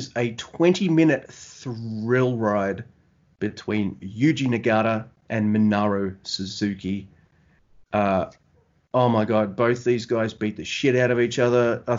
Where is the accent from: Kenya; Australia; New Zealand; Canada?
Australia; I'm from down under in Australia. You can tell by my awesome accent.